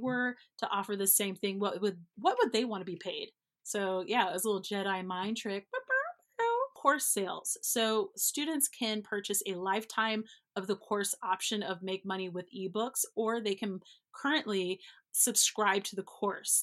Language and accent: English; Denver, the West, United States; now in Denver, United States; I'm not East Coast, I'm from the West," and not West Coast, but from the West, like Montana, Wyoming, Colorado kind of vibe.